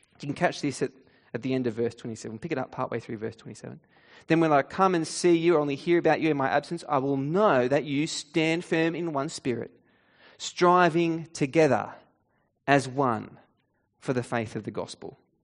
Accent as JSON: {"language": "English", "country": "Australia", "said": "In Australian culture, we have a few unspoken rules"}